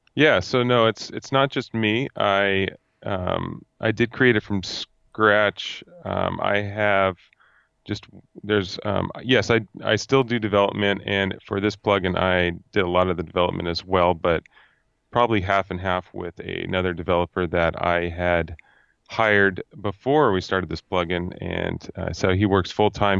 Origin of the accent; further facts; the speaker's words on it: Fresno, California, United States; I am from Fresno, California, at Central California